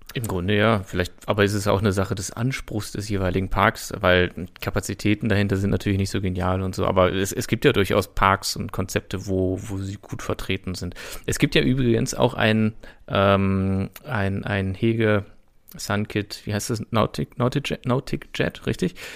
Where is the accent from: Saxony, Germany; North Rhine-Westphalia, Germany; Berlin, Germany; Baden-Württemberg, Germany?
North Rhine-Westphalia, Germany; Brüggen; moved away; das ist quasi meine alte Heimat